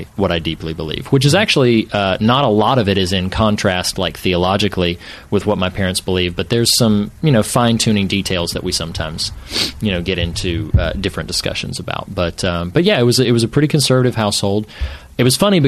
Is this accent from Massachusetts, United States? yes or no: no; suburbs of Charlotte, North Carolina, United States; moved away as an adult; now in California, United States; I'm originally from North Carolina. I grew up around the suburbs